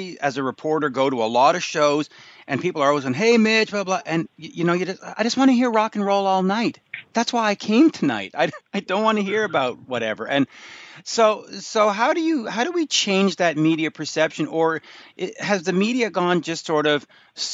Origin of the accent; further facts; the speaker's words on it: Canada; now in Montreal, Canada; I'm in Montreal, I'm a Canadian